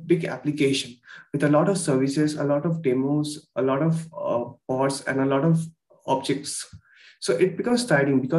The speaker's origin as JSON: {"language": "English", "town": "Kolkata", "region": "West Bengal", "country": "India", "said": "I'm from Kolkata, India."}